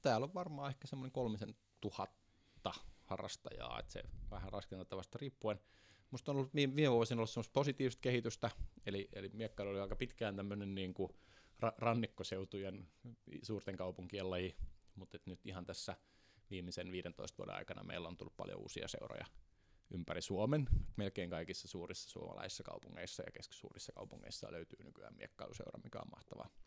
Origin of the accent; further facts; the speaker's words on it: Kemi, Lapland, Finland; Merilappi. Lappi. Totta. Merilappi. Joo, Sieltä päin olen kotoisin.